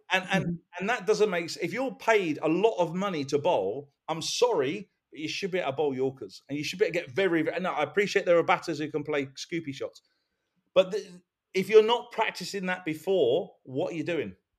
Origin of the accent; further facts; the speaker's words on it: England, United Kingdom; as being English